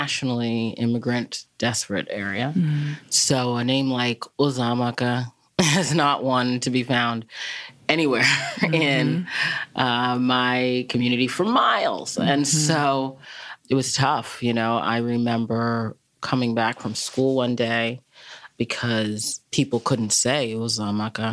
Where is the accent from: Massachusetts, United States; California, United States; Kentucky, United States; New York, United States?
Massachusetts, United States; also born or lived in Nigeria; growing up in Massachusetts